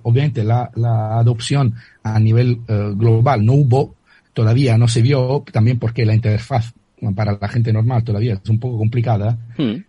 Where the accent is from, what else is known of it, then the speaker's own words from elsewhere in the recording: Italy; accent: Italian; Spanish is a second language; moved away; mi acento lo, lo declara eh, de manera muy, muy firme, soy italiano